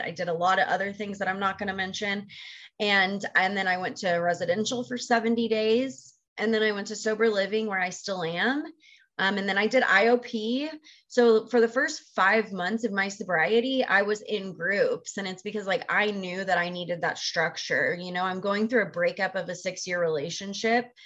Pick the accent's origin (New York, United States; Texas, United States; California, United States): Texas, United States; moved away as an adult; I grew up in Texas. I'm originally from Texas and lived there for the first 22 years